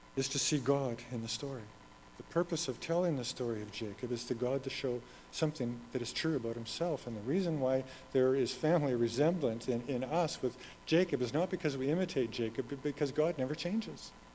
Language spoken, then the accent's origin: English; Red Deer, Alberta, Canada; moved away; I'm from Red Deer. That's home for me